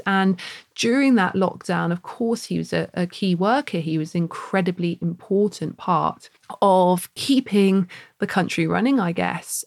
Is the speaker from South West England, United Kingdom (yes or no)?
yes; Plymouth, South West England, United Kingdom; now in Bath, United Kingdom; we don't live by the sea where we are in Bath, but Bruce and I grew up in Plymouth